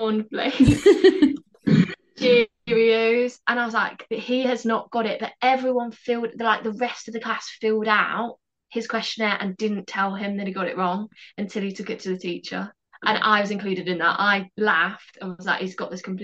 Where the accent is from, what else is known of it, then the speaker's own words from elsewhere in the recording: Midlands, United Kingdom; I'm from the Midlands